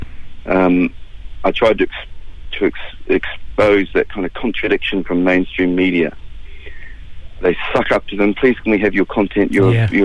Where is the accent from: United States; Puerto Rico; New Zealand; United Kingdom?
New Zealand; Gisborne; I grew up in Gisborne